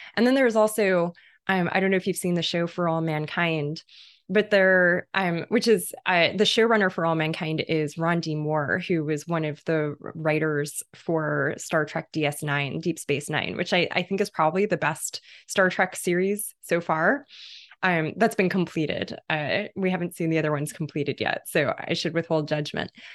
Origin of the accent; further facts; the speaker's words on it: London, United Kingdom; I spent part of my childhood in, in Irish and Caribbean neighborhood in London, in, in Kilburn, in London